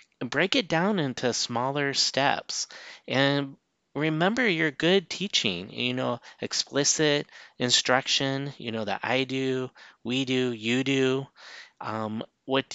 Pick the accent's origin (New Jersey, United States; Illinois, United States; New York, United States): Illinois, United States; moved away; I'm from Illinois originally